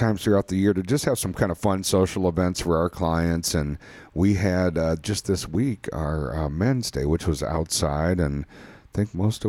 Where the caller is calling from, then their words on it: Wisconsin, United States; we're recording here from Wisconsin, and springtime has sprung here.